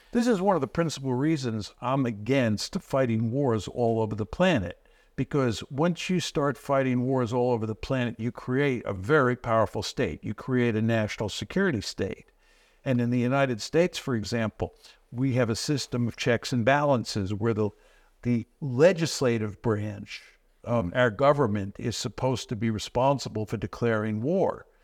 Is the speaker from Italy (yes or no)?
no; Australia